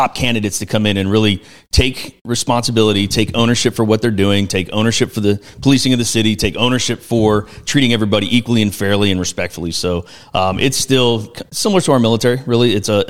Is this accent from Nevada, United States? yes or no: yes; Las Vegas, Nevada, United States; moved away; also born or lived in North Carolina; I'm originally from Las Vegas